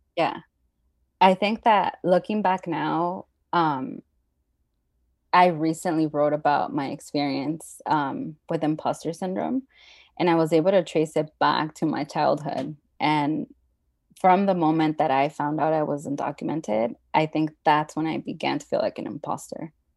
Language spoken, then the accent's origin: English; Los Angeles, California, United States; also born or lived in Mexico; So I've been living in the San Fernando Valley most of my life